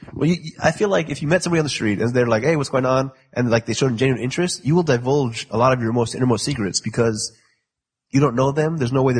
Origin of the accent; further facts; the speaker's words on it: Nigeria; Plus, I'm Nigerian.